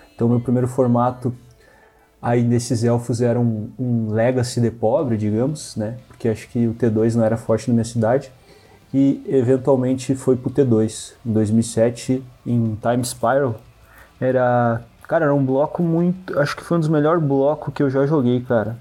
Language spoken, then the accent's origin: Portuguese; Santa Maria, Rio Grande do Sul, Brazil; sou de Santa Maria, Rio Grande do Sul